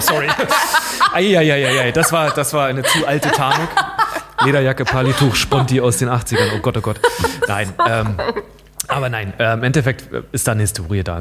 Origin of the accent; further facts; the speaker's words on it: Saxony-Anhalt, Germany; moved away; ich bin in Sachsen-Anhalt aufgewachsen